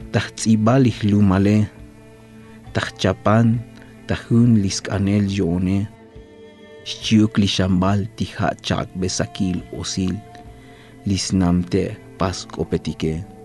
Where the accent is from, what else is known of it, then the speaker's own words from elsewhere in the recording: San Andrés Larráinzar, Chiapas, Mexico; soy poeta originario del estado de Chiapas, hablante de la lengua maya tzotzil. Soy del pueblo de San Andrés, Sacamchen